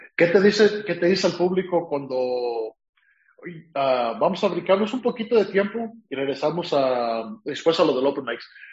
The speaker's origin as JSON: {"language": "Spanish", "country": "Mexico", "moved": "yes", "lives_now": "California, United States", "said": "yo soy de California, o sea, vivo en California, pero soy de México"}